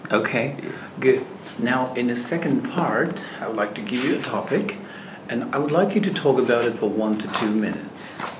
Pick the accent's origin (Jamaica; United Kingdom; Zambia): Zambia; moved away; I come from Zambia.